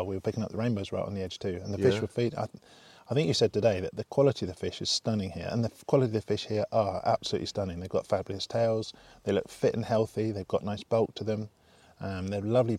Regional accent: Taunton, South West England, United Kingdom; also born or lived in Lymington, Hampshire / Devon; my parents moved down to Taunton

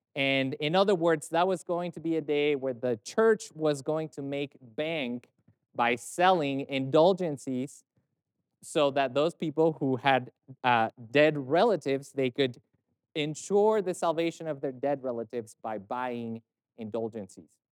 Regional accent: Mexico; I'm from Mexico

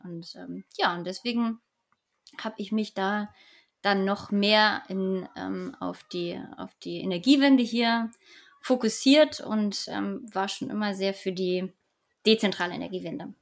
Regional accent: Hamburg, Germany; ich komme aus Hamburg

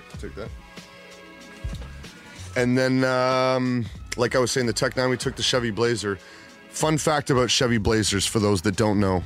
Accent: Toronto, Ontario, Canada; my hometown people are here.

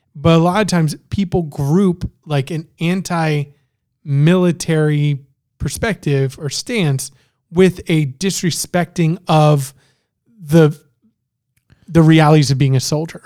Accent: Miami, Florida, United States; also born or lived in Canada; I'm from Miami

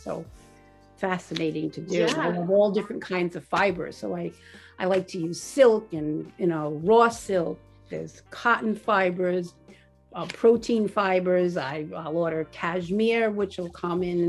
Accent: Rhode Island, United States; also born or lived in Warwick, Rhode Island / North Kingstown, Rhode Island / Wickford, Rhode Island / Greene, Rhode Island; We've always lived in Rhode Island. I grew up in Rhode Island. I was born in Warwick, and then we moved to North Kingstown for a while

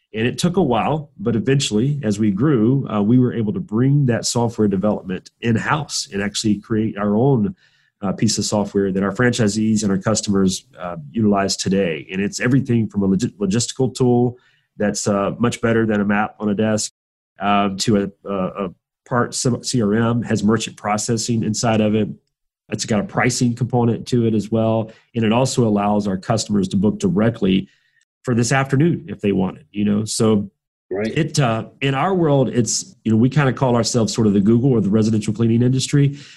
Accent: Southwest Georgia, United States; I'm from Southwest Georgia, which is uh, probably very foreign to you, but it's just trust me, it's in the middle of nowhere. It's uh, super southern, very rural

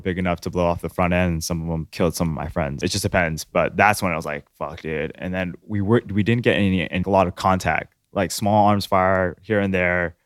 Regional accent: Long Beach, California, United States; also born or lived in Orange County, California; we lived in Northside Long Beach

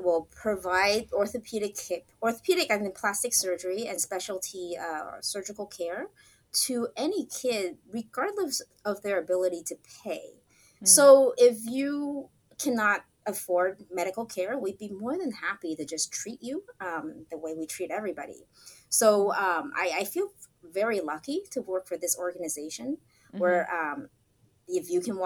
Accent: Santa Monica, California, United States; also born or lived in Hong Kong; Went to school in Santa Monica here in Southern California

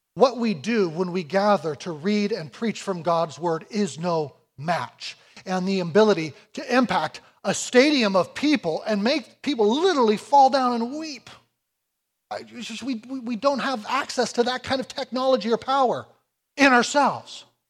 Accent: United States; I come from America

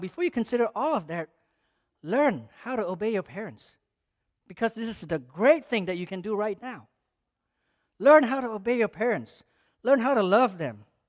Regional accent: Malaysia; moved away; growing up in Malaysia as a Muslim country

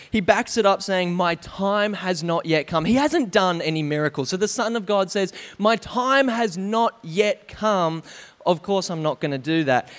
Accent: Canberra, Australian Capital Territory, Australia; we grew up in Canberra, um, where I spent eighteen years

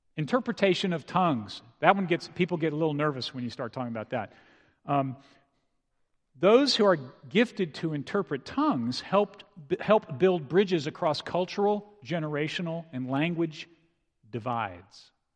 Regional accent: San Antonio, Texas, United States; I grew up in San Antonio

